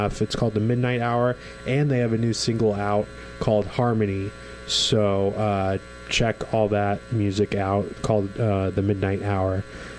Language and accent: English; Kansas City, Kansas, United States; 913 baby all day.